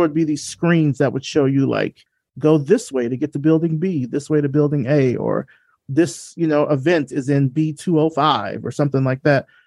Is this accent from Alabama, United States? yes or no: yes; Selma, Alabama, United States; I grew up in Selma, Alabama